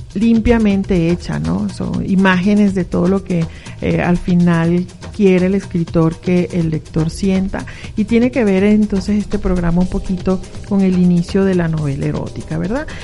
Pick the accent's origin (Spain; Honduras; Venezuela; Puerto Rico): Venezuela; moved away as an adult; also born or lived in Mexico City, Mexico / León, Guanajuato, Mexico; now in Mexico